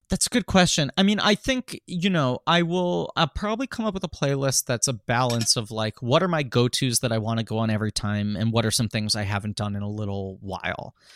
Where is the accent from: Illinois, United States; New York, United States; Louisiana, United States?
New York, United States; New York City; I'm from New York City